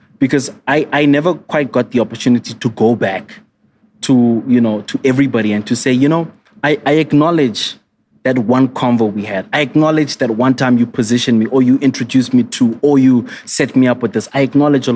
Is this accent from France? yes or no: no; Kimberley, Northern Cape, South Africa; in my hometown, Kimberley